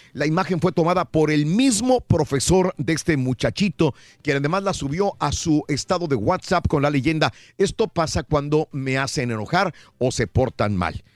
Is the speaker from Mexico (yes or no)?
yes; Matamoros, Tamaulipas, Mexico; mi terruño, de mi ciudad natal, Matamoros, Tamaulipas